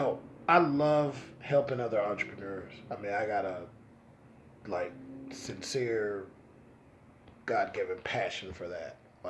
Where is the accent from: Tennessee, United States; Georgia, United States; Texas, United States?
Tennessee, United States; Oak Ridge; also born or lived in Knoxville, Tennessee; I was born in Knoxville, grew up in Oak Ridge, went to Oak Ridge High School.